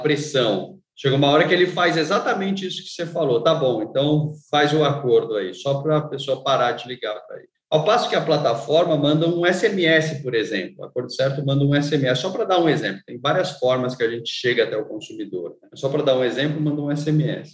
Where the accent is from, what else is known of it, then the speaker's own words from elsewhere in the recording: São Paulo, Brazil; eu vim de uma família bastante humilde, morando na periferia de São Paulo